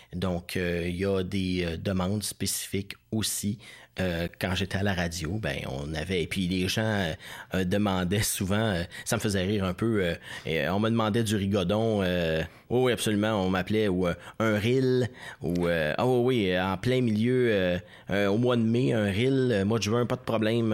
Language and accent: French; Saint-Constant, Quebec, Canada; moved away as an adult; also born or lived in La Prairie / Saint-Hubert / Natashquan; now in Outaouais, Canada; Je suis natif de Saint-Constant, petite ville